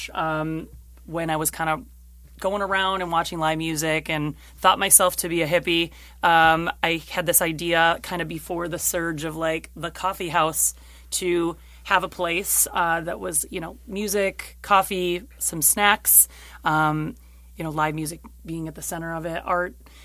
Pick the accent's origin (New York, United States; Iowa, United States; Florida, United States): New York, United States; Henrietta; I grew up in Henrietta, and there's just a lack of community and culture and local